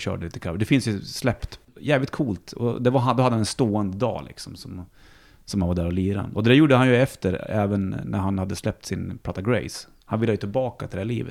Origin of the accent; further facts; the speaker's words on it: Bollnäs, Gävleborg County, Sweden; now in Stockholm, Sweden; för min uppväxt hemma i Bollnäs var mycket skog